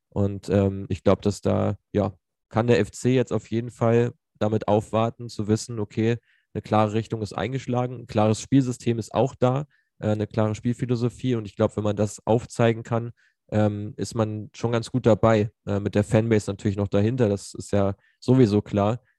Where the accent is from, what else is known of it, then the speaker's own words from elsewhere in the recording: Cologne, North Rhine-Westphalia, Germany; will man sich ja gar nicht äh, ausdenken als Kölner